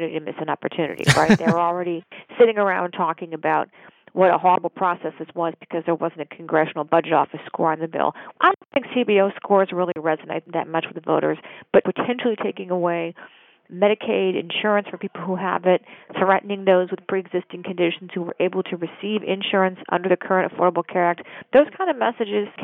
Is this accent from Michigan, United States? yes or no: yes; Michigan, United States; I'm from Michigan